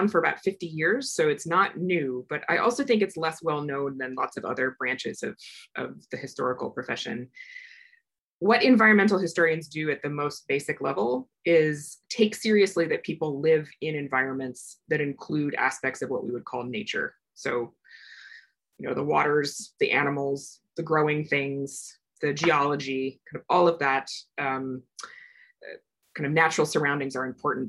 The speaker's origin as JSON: {"language": "English", "region": "Iowa", "country": "United States", "tie": "born or raised there", "also_born_or_lived": "Old Crow, Yukon", "moved": "as an adult", "said": "I grew up in Iowa"}